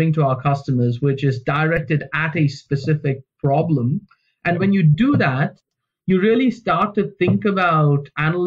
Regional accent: India; moved away; Where I grew up in India, when I was sort of young

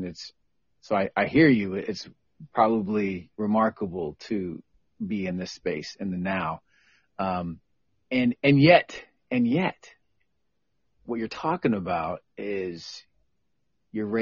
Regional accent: Tacoma, Washington, United States; I grew up around in Hilltop and Tacoma, is around Black folks

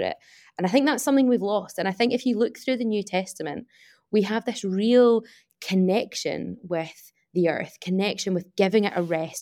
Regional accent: Glasgow, Scotland, United Kingdom; I'm from Glasgow

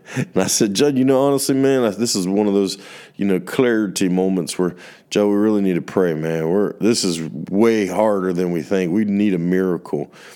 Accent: United States; from my worldview as a American

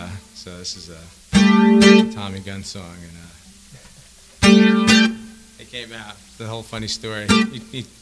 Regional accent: United States; I grew up right outside of Manhattan

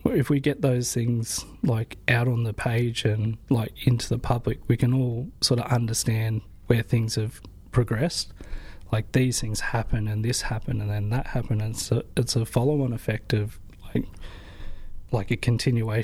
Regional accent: Torquay, Victoria, Australia; also born or lived in Newcastle, New South Wales (Worimi Country) / Sydney; growing up in Torquay

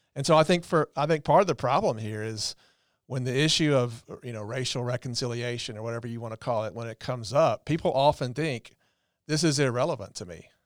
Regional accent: the South, Southern United States, United States; small town, uh, Southern guys, but, you know, in my hometown

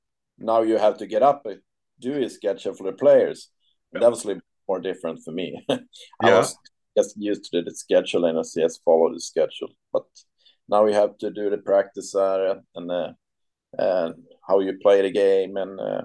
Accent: Surahammar, Västmanland, Sweden; English is a second language; moved away as an adult; now in Gothenburg, Sweden; I'm from Surahammar, but I live in Gothenburg right now.

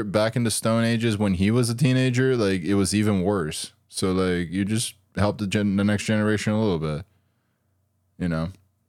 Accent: Brazil; Brazil. Like, they're like, you realize that show is from here, right?

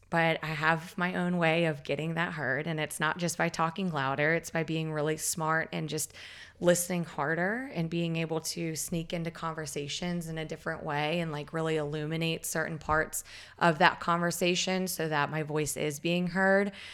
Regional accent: Southeast Virginia, United States; I was growing up in Southeast Virginia

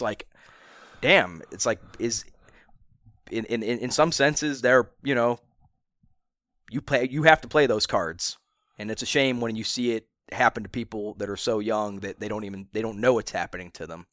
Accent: Akron, Ohio, United States; born in Akron.

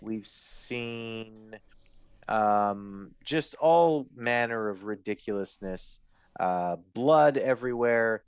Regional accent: Winnipeg, Manitoba, Canada; I'm from Winnipeg

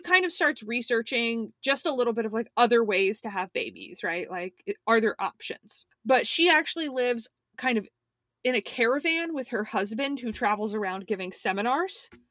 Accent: Miami, Florida, United States; I was born near South Beach in Miami.

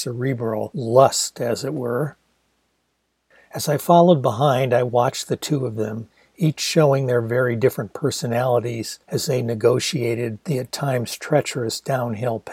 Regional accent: Ann Arbor, Michigan, United States; my hometown University of Michigan

